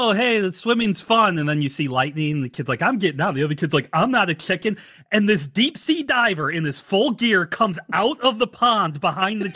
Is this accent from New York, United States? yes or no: no; St. Louis, Missouri, United States; We grew up in St. Louis